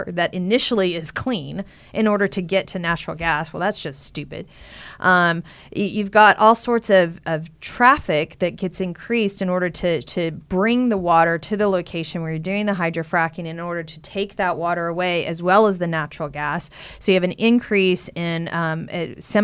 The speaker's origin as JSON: {"language": "English", "region": "Texas", "country": "United States", "said": "I'm from Texas. You drive all over Texas. It's just oil"}